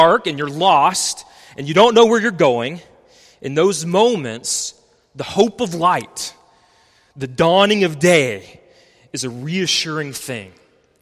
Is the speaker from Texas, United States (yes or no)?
yes; West Texas, United States; I grew up in West Texas, not far from Carlsbad, New Mexico